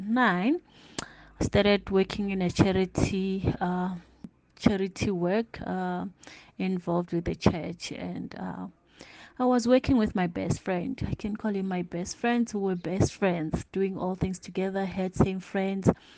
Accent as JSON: {"language": "English", "region": "Limpopo", "country": "South Africa", "tie": "born or raised there", "also_born_or_lived": "Johannesburg", "moved": "as an adult", "said": "I was born in Limpopo, grew up in Limpopo."}